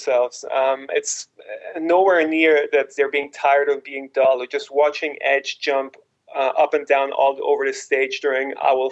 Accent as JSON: {"language": "English", "region": "Vienna", "country": "Austria", "moved": "yes", "lives_now": "Istanbul, Turkey", "said": "I'm from Vienna, Austria, and currently residing in Istanbul."}